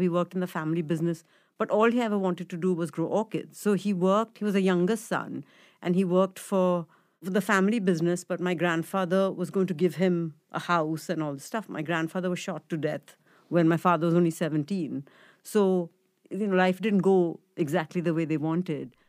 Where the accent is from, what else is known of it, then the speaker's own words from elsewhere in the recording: Mumbai, Maharashtra, India; so I grew up in Bombay, um, in a place called Chembur